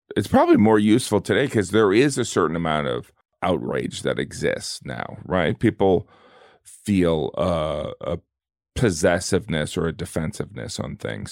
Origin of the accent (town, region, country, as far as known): the Rust Belt, small town in the Midwest, United States